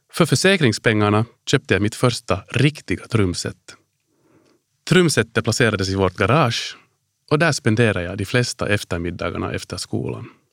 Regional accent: Helsinki, Uusimaa, Finland; moved away as an adult; also born or lived in Washington DC, United States / Hanko, Finland / Ireland; Jag är född och uppvuxen på Drumsö i Helsingfors

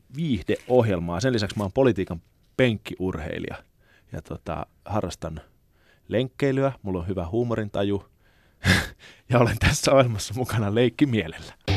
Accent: Lappeenranta, South Karelia, Finland; moved away; also born or lived in Helsinki; siis mä oon syntynyt Helsingissä, mutta mm. lapsuuteni viettänyt Lappeenrannassa.

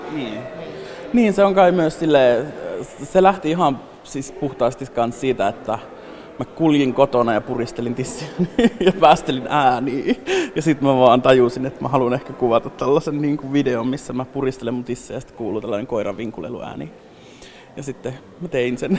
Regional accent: northern Finland, Finland; moved away; mä pohjoisesta kotoisin

